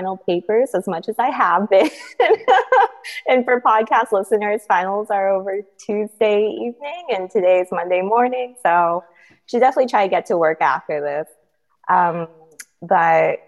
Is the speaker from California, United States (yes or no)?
yes; Bay Area, California, United States; also born or lived in Philadelphia; I grew up in the Bay Area in a very STEM family